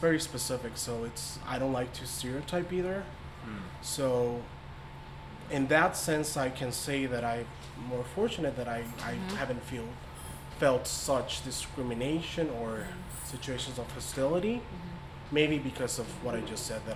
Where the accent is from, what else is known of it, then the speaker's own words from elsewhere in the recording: Mexico; moved away as an adult; now in United States; I was born in the States, but I grew up in Mexico, so I wasn't here until college